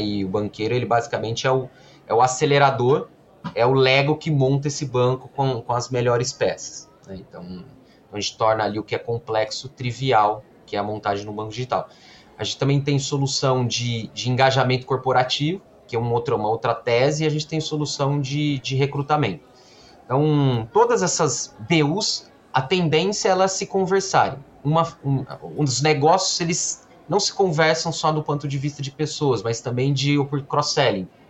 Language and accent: Portuguese; Campinas, São Paulo, Brazil; eu sou formado em engenharia da computação aqui em Campinas, é, nasci também em Campinas